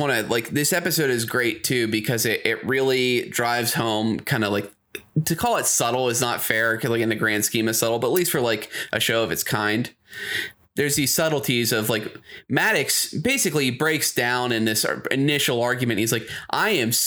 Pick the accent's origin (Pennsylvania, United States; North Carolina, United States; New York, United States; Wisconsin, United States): Pennsylvania, United States; Pittsburgh; We're from Pittsburgh. JAG off is a specific word here